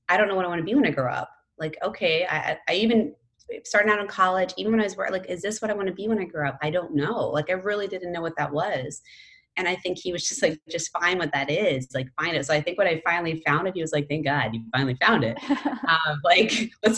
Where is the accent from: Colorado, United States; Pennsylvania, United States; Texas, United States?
Pennsylvania, United States; moved away; I grew up in Pennsylvania